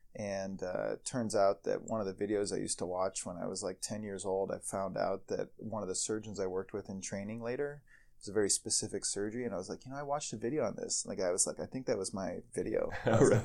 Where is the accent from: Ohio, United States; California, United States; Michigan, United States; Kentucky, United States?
Ohio, United States; moved away as an adult; now in Chicago, United States; I, I, grew up in Ohio